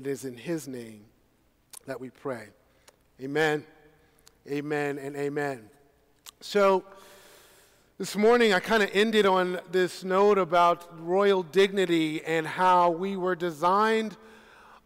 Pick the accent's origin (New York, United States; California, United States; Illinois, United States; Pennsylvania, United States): New York, United States; New York City; I am a native New Yorker, born and raised in Brooklyn, New York